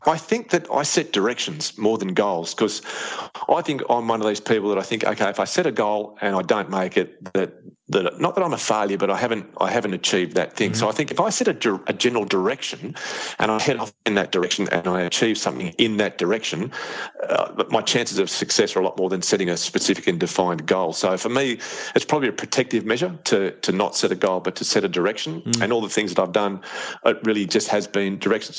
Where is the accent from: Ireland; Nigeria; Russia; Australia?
Australia; Like most kids growing up in Australia